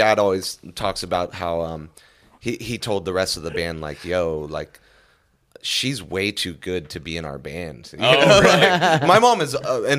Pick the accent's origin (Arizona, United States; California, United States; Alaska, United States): California, United States; Lancaster; born or raised there; moved away; also born or lived in Panorama City